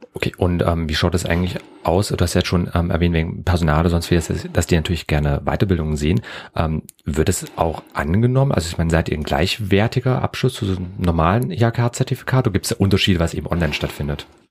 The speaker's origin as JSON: {"language": "German", "country": "Germany", "accent": "German (in English)", "said": "ich hab einen grauenvollen deutschen Akzent gehabt"}